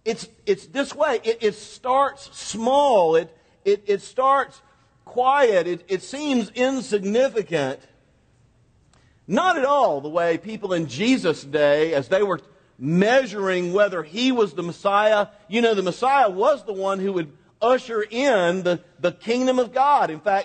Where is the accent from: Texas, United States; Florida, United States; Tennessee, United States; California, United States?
Florida, United States; Quincy; moved away; also born or lived in Mississippi; Now, I come from a small town in northwest Florida called Quincy, Florida, and not unlike a lot of small towns, my hometown is primarily an agricultural community